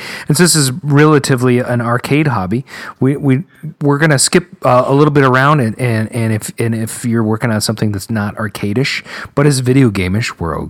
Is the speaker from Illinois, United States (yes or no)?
no; Minnesota, United States; I'm from Minnesota.